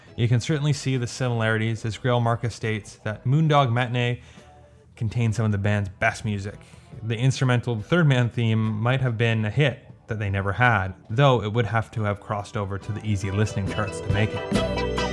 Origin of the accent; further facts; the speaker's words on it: Canada; I'm Canadian, but I don't speak French that well.